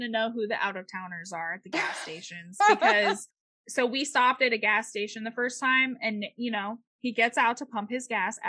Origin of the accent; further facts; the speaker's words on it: Florida, United States; we're from Florida.